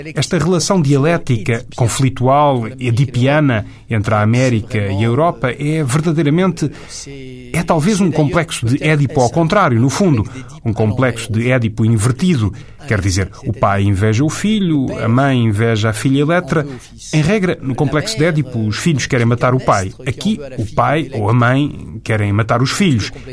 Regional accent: France; Mas eu sou francês, sou europeu de origem francesa, escrevo para os europeus

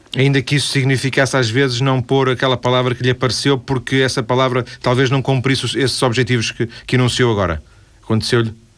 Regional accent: Vila do Conde, Norte, Portugal; Eu sou de Vila do Conde

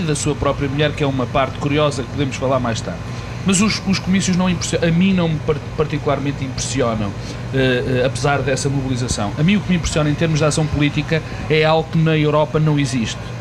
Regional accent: Portugal

